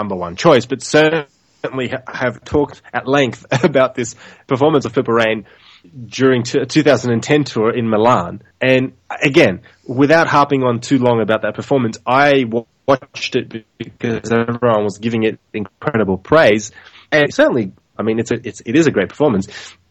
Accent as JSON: {"language": "English", "region": "Tokyo", "country": "Japan", "tie": "born or raised there", "said": "I grew up in Tokyo."}